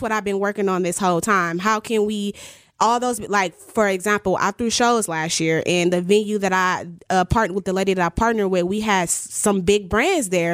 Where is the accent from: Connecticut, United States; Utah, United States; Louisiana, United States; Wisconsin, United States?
Wisconsin, United States; Milwaukee; moved away as an adult; also born or lived in Atlanta; One of the reasons why I moved back from Atlanta to Milwaukee is to help the community.